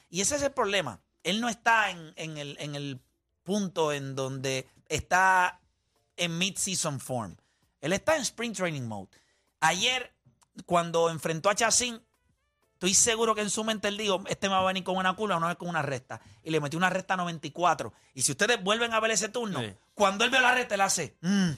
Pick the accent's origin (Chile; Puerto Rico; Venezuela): Puerto Rico; porque somos boricuas